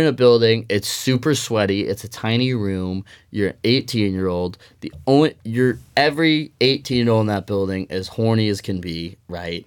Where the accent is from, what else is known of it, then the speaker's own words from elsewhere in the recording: Denver, Colorado, United States; moved away as an adult; now in Eugene, United States; I'm from Denver, Colorado originally